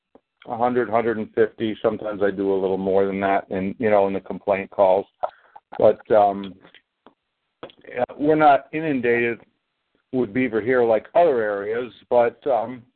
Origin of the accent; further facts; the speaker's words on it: upstate New York, United States; I'd say New York